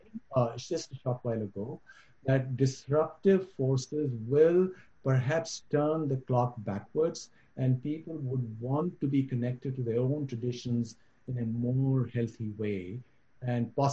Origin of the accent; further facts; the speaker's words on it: Kulgam, Jammu and Kashmir, India; when I was growing up in Kashmir, Kashmir was the safest place anywhere one can imagine. I remember when I was a young kid in Kulgam